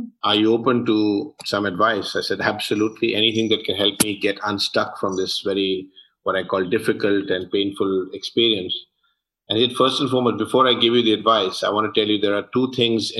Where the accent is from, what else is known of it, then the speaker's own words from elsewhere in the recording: London, United Kingdom; moved away; I was born and brought up in London, UK.